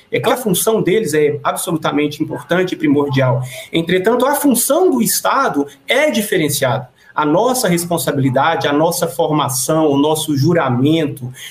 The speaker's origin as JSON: {"language": "Portuguese", "country": "Brazil", "said": "nós deveríamos discutir enquanto brasileiros"}